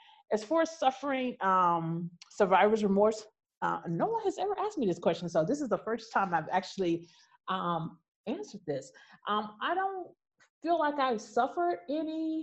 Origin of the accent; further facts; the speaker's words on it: United States; I'm American